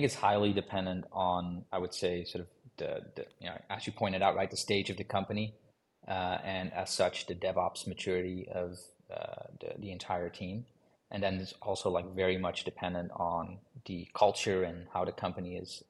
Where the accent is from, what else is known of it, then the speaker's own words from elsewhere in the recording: Amsterdam, North Holland, Netherlands; My background is in computer science. So originally I'm from Amsterdam.